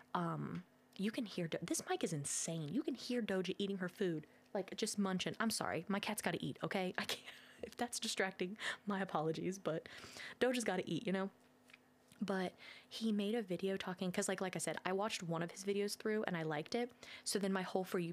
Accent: Ohio, United States; we're from Ohio

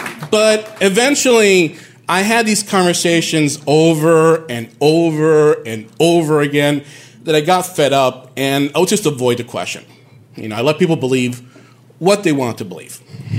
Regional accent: Bayamón, Puerto Rico; moved away as an adult; also born or lived in Bronx, New York, United States; now in New York, United States; I'm from Puerto Rico. I was raised there.

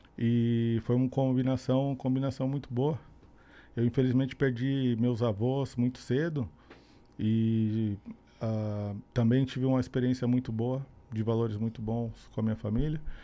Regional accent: São Bernardo do Campo, São Paulo, Brazil; moved away as an adult; also born or lived in Santo André / São Caetano do Sul; Eu sou do ABC Paulista, na, nasci na cidade chamada São Bernardo

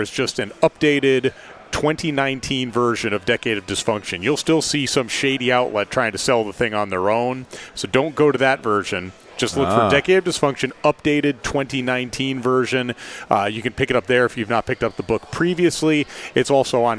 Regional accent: Albany, New York, United States; now in Knoxville, United States; I grew up in Albany

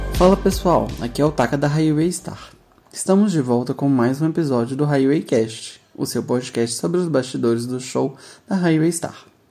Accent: Minas Gerais, Brazil; por aqui nós somos de Minas Gerais

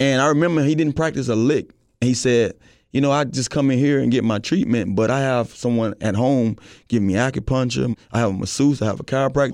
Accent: Miami, Florida, United States; growing up in Miami

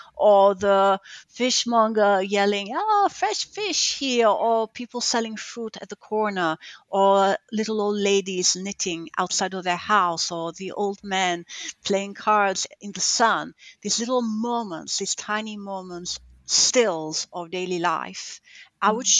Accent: Gaeta, Lazio, Italy; moved away; also born or lived in northern Italy; my hometown, Gaeta, the South

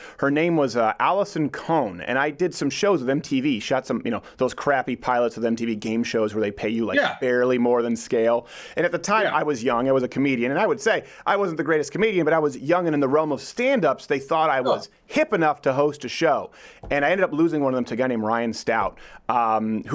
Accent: Montreal, Quebec, Canada; moved away; also born or lived in Detroit; I was from Montreal

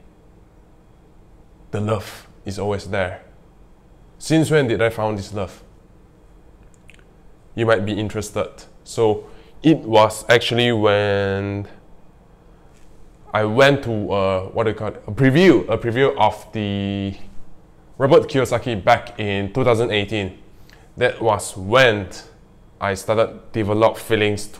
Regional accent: Malaysia; English is a second language; in our country, Malaysia, in my country, Malaysia

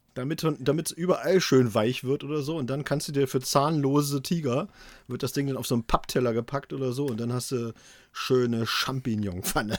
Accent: Thuringia, Germany; moved away; in meine alte Heimat nach Thüringen

